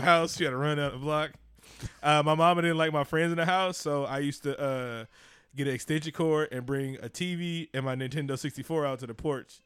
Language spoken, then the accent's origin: English; Oakland, California, United States; I grew up in East Oakland